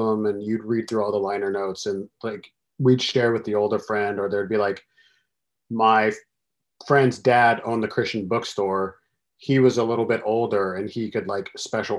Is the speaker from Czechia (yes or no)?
no; Central Valley of California, United States; I grew up in the Central Valley of California